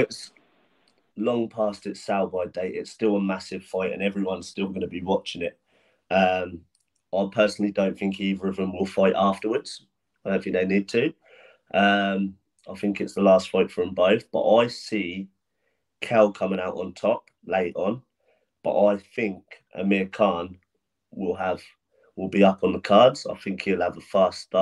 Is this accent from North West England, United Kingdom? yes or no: no; Portsmouth, South East England, United Kingdom; I used to struggle selling tickets in my hometown when I first turned pro